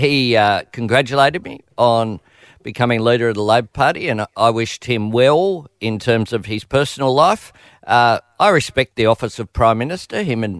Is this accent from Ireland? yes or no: no; Sydney, New South Wales, Australia; also born or lived in Newtown / Camperdown; I am from Marrickville.